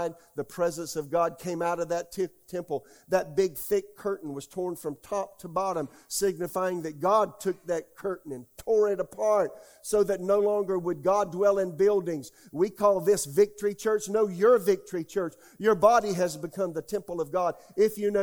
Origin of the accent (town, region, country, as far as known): United States